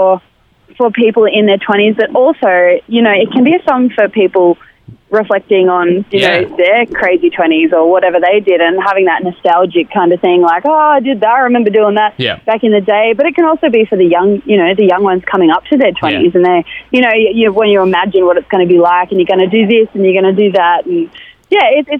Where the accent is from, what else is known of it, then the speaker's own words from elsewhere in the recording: Inverell, New South Wales, Australia; moved away; the farm where I grew up back in Inverell